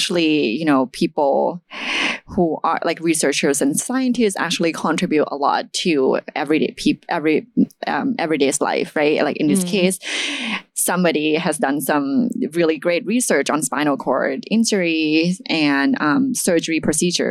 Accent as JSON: {"language": "English", "country": "Thailand", "tie": "born or raised there", "moved": "as an adult", "lives_now": "United States", "said": "I grew up in Thailand and I came to the States for undergrad"}